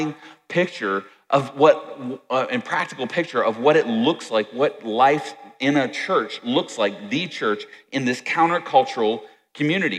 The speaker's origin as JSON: {"language": "English", "region": "Virginia", "country": "United States", "tie": "born or raised there", "said": "I grew up in Virginia"}